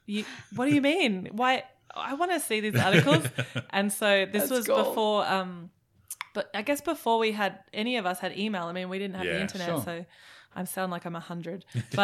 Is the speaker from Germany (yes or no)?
yes; Germany; also born or lived in Melbourne / Brisbane; now in Australia; Well, I'm from Germany actually. Sure. And when I moved to Australia, when my family moved to Australia because my dad got a job in Melbourne.